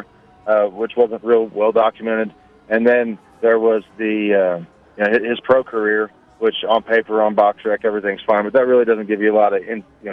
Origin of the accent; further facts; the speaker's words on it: northeastern Oklahoma, United States; I was in northeastern Oklahoma